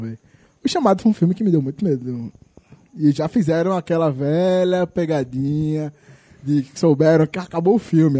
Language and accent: Portuguese; São Paulo, Brazil; moved away; quando eu era criança, morava em São Paulo